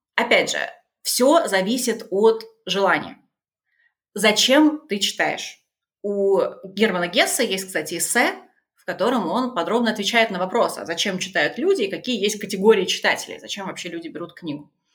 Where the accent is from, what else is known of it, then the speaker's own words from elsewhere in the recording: Tula, Tula Oblast, Russia; moved away; also born or lived in Germany; Я из Тулы.